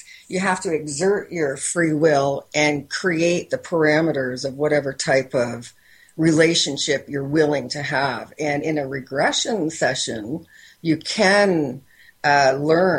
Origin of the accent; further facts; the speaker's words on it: Windsor, Ontario, Canada; I'm from Windsor, Ontario, Canada.